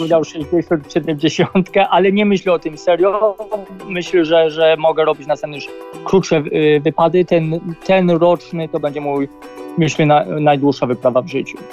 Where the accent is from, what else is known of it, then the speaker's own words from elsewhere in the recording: Poland; accent: heavy Polish accent (in English); Mam ciężki jednak angielski akcent, znaczy angielski, polski akcent